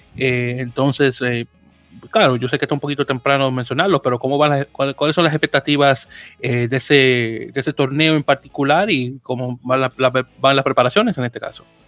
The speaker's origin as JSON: {"language": "Spanish", "town": "Santo Domingo", "region": "Distrito Nacional", "country": "Dominican Republic", "tie": "born or raised there", "said": "nacido y criado en, en, en Capital, el Distrito Nacional, muy orgullosamente del barrio San Carlos"}